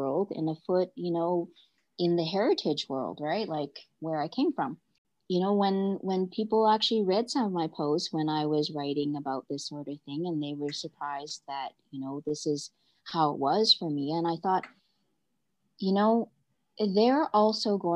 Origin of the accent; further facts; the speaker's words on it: Canada; I'm Canadian